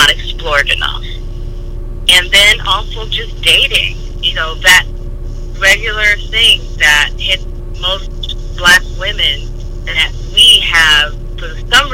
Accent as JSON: {"language": "English", "town": "Chicago", "region": "Illinois", "country": "United States", "moved": "yes", "lives_now": "New York City, United States", "said": "I'm originally from Chicago, and I moved to New York City"}